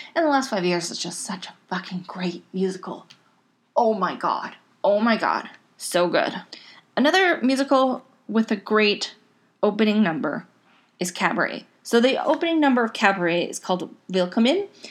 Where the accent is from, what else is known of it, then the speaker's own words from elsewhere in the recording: Canada; I'm Canadian